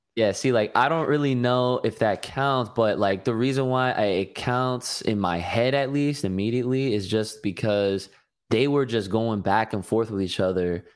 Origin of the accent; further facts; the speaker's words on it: New Jersey, United States; I'm from New Jersey